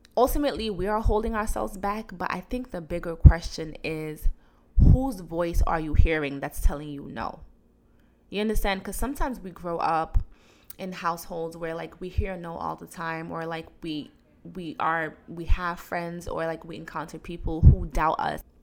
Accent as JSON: {"language": "English", "country": "Guinea", "tie": "born or raised there", "moved": "yes", "said": "I was born in Guinea. I went to school in Guinea."}